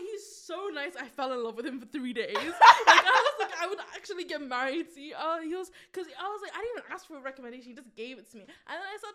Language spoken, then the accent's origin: English; United Kingdom